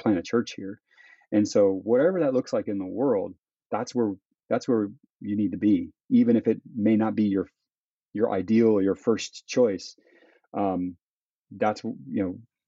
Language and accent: English; Florida, United States; moved away as an adult; now in Peru; I come from Florida, from the suburbs